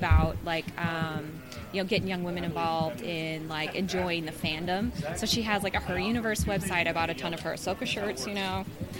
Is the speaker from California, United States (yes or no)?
yes; Modesto, California, United States; moved away as an adult; now in San Diego, United States; I'm actually from Modesto.